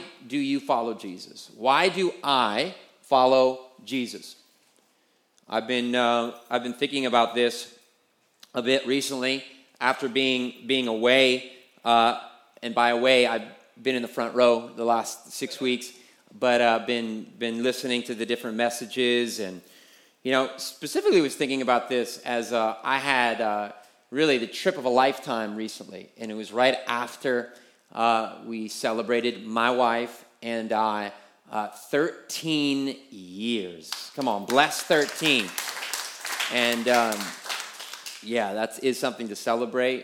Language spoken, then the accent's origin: English; United States; as American